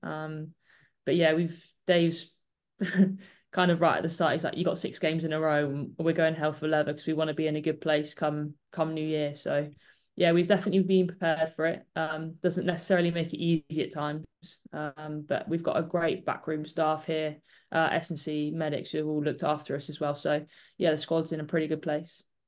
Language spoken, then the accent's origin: English; Bristol, South West England, United Kingdom; I'm from Bristol, so I get to see my family quite a lot